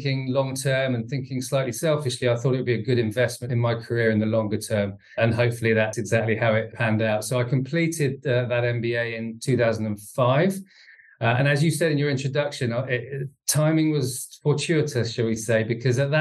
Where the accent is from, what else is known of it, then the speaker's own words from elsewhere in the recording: Bedford, East of England, United Kingdom; I was born in Bedford, went to school there